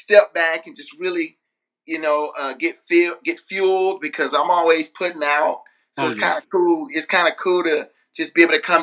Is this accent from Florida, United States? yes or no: yes; Orlando, Florida, United States; now in Nashville, United States; I grew up in church in Orlando, Florida